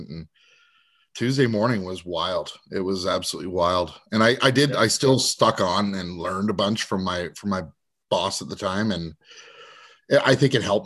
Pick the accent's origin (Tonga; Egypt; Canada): Canada; Vancouver Island, British Columbia; I was raised on Vancouver Island